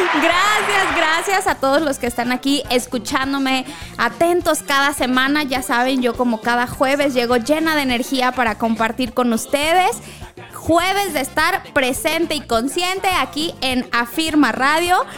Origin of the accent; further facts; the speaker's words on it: Mexico; como mexicanos